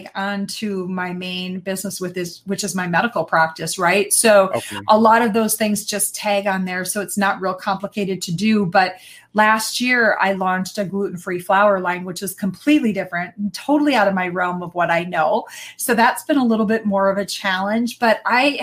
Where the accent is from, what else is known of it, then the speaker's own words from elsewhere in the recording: Wisconsin, United States; I am born and raised in Wisconsin. Never left